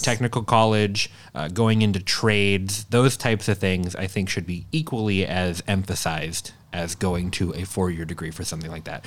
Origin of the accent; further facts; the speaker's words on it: Minnesota, United States; now in Sturgeon Bay, United States; I grew up about forty-five minutes north of Minneapolis